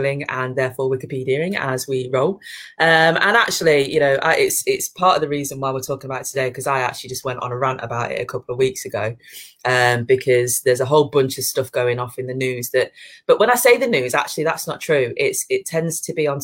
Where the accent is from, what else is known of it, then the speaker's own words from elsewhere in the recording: Leicester, East Midlands, United Kingdom; now in Yorkshire, United Kingdom; I come from Leicester